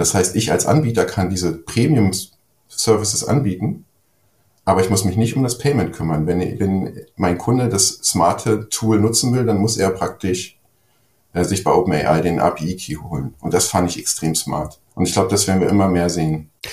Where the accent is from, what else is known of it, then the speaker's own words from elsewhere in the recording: Germany; ich bin ja ein Deutscher